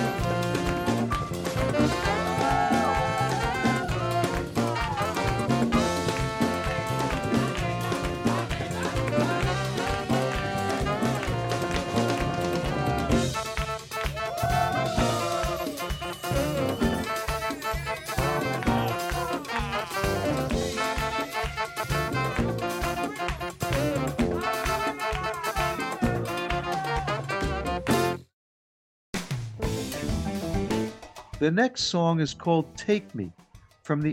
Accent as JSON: {"language": "English", "town": "New York City", "region": "New York", "country": "United States", "tie": "born or raised there", "said": "I grew up in Queens, New York"}